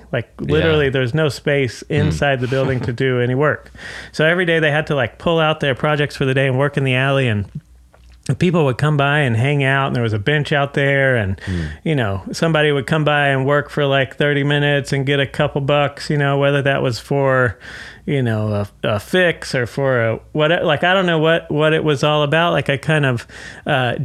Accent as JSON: {"language": "English", "town": "Fort Worth", "region": "Texas", "country": "United States", "also_born_or_lived": "New York", "moved": "as an adult", "lives_now": "Dallas, United States", "said": "I'm originally from Fort Worth"}